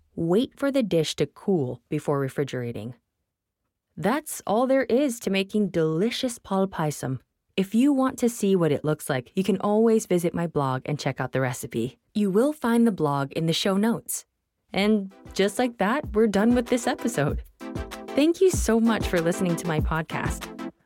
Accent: Mumbai, Maharashtra, India; I was born and raised in Bombay, India

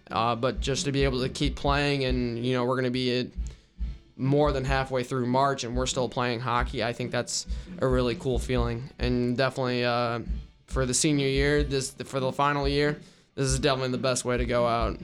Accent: Raleigh, North Carolina, United States; also born or lived in Richmond, Virginia; growing up in Raleigh, I was a big N C State fan

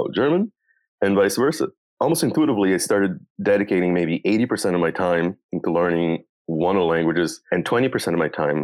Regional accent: Brazil; first language Portuguese; English is a second language; moved away as an adult; now in Vancouver, Canada; I was born and raised in Brazil, so English is my second language. Then I moved to Canada

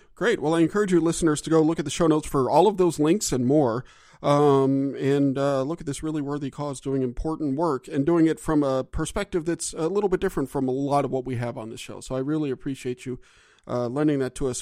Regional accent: Gulf South, United States; I'm from the Gulf South

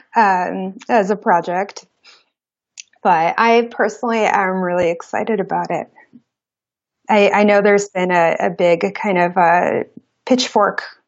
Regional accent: New York City, New York, United States; moved away as an adult; now in Portland, United States; I grew up in New York City. I grew up in Brooklyn

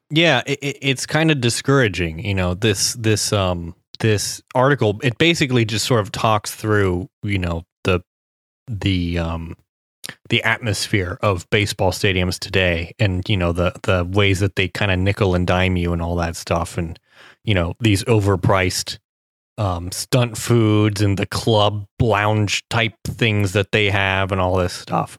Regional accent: Cincinnati, Ohio, United States; Skyline Chili, the, the Cincinnati Chili restaurant from my hometown

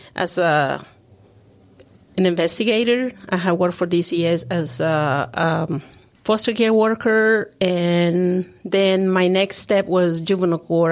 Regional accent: Honduras; also born or lived in Arkansas; now in Tennessee, United States; I'm originally from Honduras

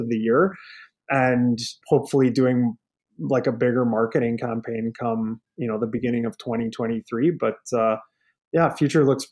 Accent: Lethbridge, Alberta, Canada; now in Edmonton, Canada; I'm from Alberta, like I'm born and raised in Lethbridge

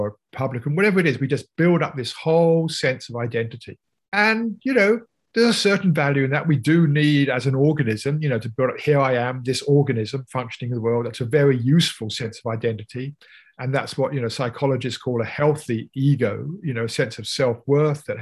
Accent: United Kingdom; I'm British

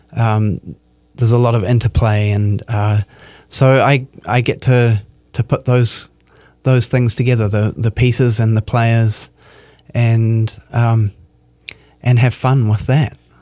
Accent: New Zealand; moved away as an adult; now in Minneapolis, United States; I'm from New Zealand.

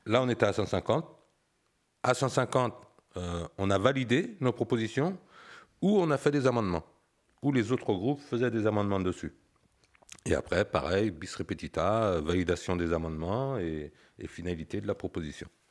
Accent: Saint-Barthélemy-d'Anjou, Pays de la Loire, France; je connais la valeur de la terre pour l'avoir travaillée étant jeune, parce que je suis originaire euh, d'Angers, bah, d'un petit village, Saint-Barthélemy d'Anjou

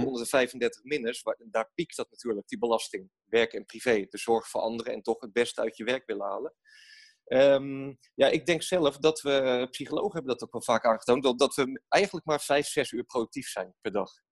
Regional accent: Rotterdam, South Holland, Netherlands; wij, wij zijn Rotterdammers

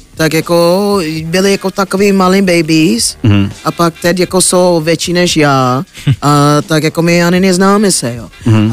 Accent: United States; Czech is a second language; now in Czech Republic; jsem Američanka

